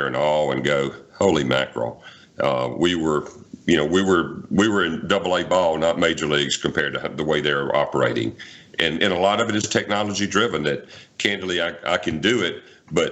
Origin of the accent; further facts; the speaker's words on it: Alabama, United States; now in Mississippi, United States; I grew up in Alabama